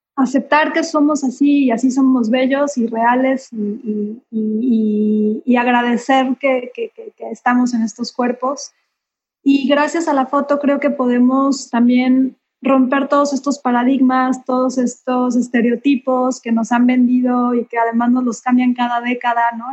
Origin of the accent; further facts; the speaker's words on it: Mexico; now in Cancún, Mexico; soy fotógrafa mexicana, llevo ya viviendo en Cancún casi 30 años, entonces eh, soy orgullosamente cancunense